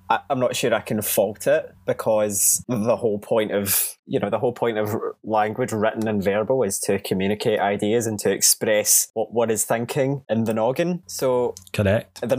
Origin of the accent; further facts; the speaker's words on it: Georgia, United States; I'm from Georgia.